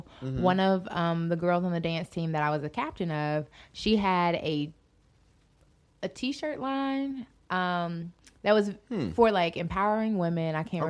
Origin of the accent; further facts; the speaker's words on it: Charlotte, North Carolina, United States; I was originally born and raised in the 704.